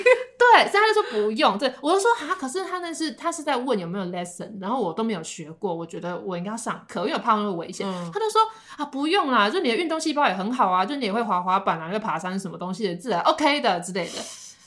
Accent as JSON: {"language": "Chinese", "country": "Taiwan", "said": "我们台湾人都会吃田鸡了"}